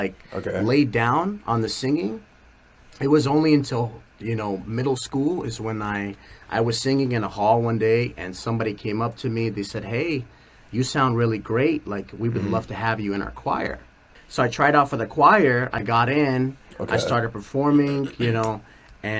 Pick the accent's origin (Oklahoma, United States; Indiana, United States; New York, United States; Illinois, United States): Illinois, United States; Chicago; now in California, United States; I was born and raised in Chicago.